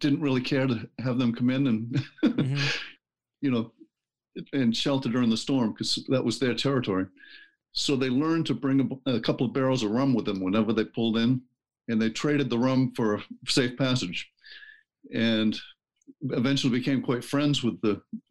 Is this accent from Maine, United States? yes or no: yes; Portland, Maine, United States; I was born at the Maine Medical Center in Portland, and I've never lived more than 15 miles from that hospital.